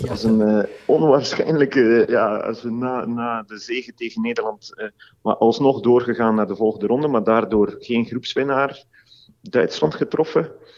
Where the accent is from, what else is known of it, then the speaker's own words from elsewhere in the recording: Belgium; wij als Belgen